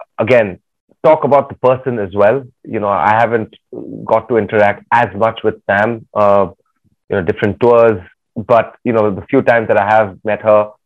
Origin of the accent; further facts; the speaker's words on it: Chennai, Tamil Nadu, India; I was from Chennai